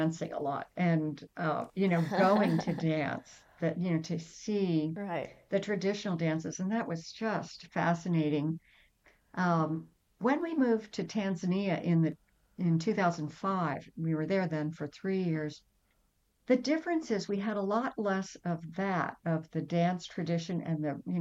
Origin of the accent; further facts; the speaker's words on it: United States; moved away as an adult; also born or lived in Ivory Coast; coming back to America and trying to fit in as American kids